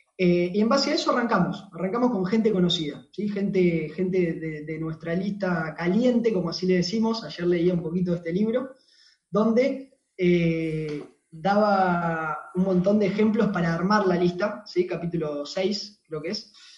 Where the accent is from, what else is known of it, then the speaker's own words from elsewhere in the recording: Temperley, Buenos Aires Province, Argentina; soy de acá de Temperley, de Buenos Aires, Argentina